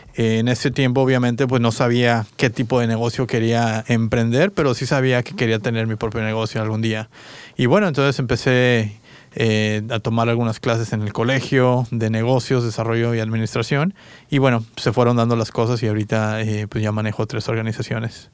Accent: Querétaro, Mexico; also born or lived in Toluca, Mexico / San Diego, United States / Independence, Oregon / Salem, Oregon; now in Portland, United States; yo soy de México, eh, nací en, bueno, nací en Toluca de hecho, pero viví mucho tiempo en Querétaro, Querétaro, Querétaro

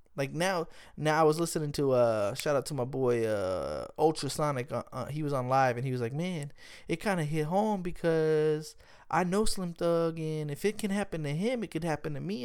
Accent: Smithville, Texas, United States; I'm from Smithville, Texas, man. Smithville, Texas, man. We have about thirty-five hundred people in the whole town.

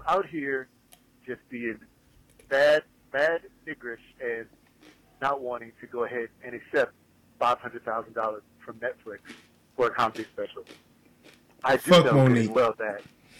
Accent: Midwest, United States; I mean, I'm from the Midwest, but I gotta say, it makes me angry.

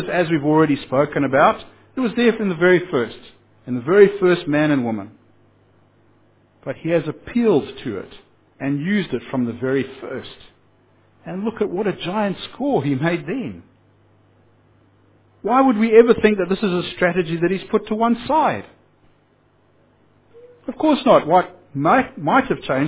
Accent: Zimbabwe; I come from Zimbabwe

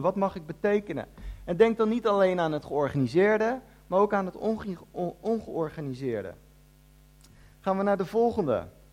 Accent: The Hague, South Holland, Netherlands; moved away as an adult; also born or lived in Ede; ik kom uit Den Haag. En toen ik daar gewoon een jaartje of 17 was

